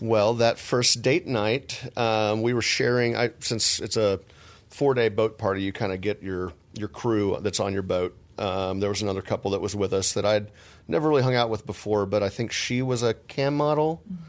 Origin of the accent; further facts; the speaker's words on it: Texas, United States; I'm from Texas